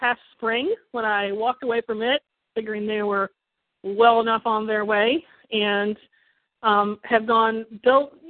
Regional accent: Kentucky, United States; now in Ann Arbor, United States; I live in Ann Arbor, Michigan. I'm originally from Kentucky

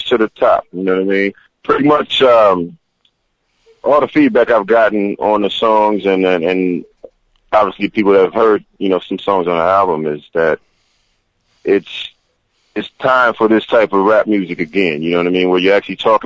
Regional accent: Tucson, Arizona, United States; born and raised in Tucson, Arizona

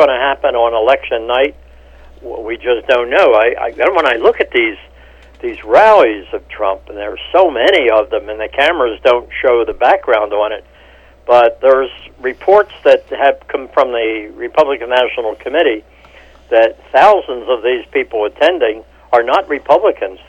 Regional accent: Philadelphia, Pennsylvania, United States; I'm from Philadelphia

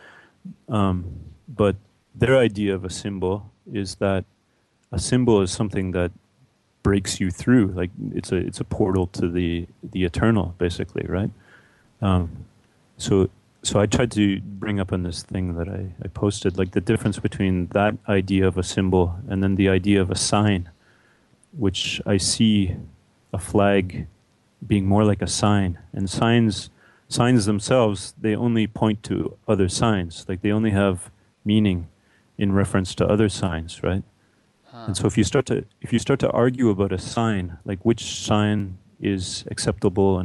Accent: Canada; I'm from Canada

